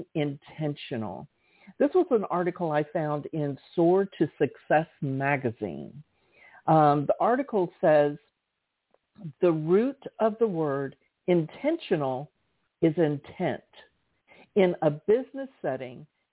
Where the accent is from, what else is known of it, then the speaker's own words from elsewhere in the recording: the South, United States; I grew up in the South